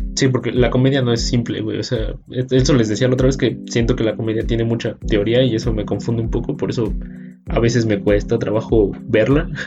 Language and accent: Spanish; Mexico; siendo mexicanos